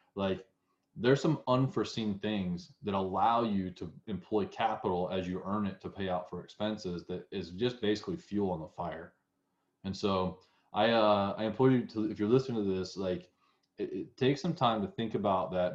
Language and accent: English; the South, United States; accent: southern; my southern accent